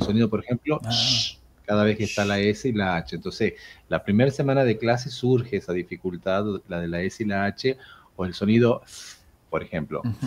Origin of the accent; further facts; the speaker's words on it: Jujuy, Argentina; moved away as an adult; now in Tucumán, Argentina; yo de hecho soy de Jujuy, pero ya me considero tucumano, vivo aquí desde el año 2003